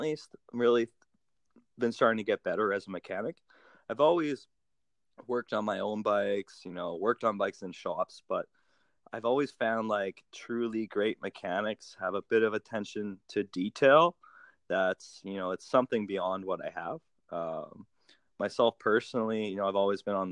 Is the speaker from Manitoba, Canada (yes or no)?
yes; Thompson, Manitoba, Canada; moved away as an adult; also born or lived in Winnipeg / Edmonton; now in British Columbia, Canada; I grew up in Thompson, Manitoba. So that's northern Manitoba, 800 kilometers north of Winnipeg. And yeah, I born and raised there for 18 years of my life.